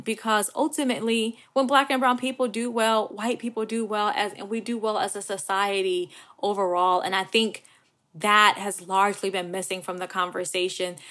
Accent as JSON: {"language": "English", "town": "Buffalo", "region": "New York", "country": "United States", "tie": "born or raised there", "moved": "yes", "lives_now": "Virginia, United States", "said": "Growing up in Buffalo and being born to a mother that was only sixteen years of age"}